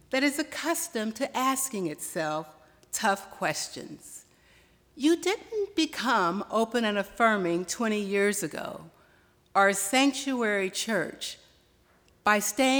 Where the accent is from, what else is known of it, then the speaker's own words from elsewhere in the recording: Kansas City, Missouri, United States; I grew up in Kansas City, Missouri.